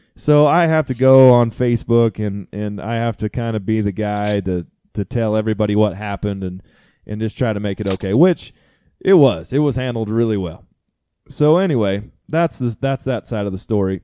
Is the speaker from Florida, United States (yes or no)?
no; Kansas, United States; moved away; I was born in Kansas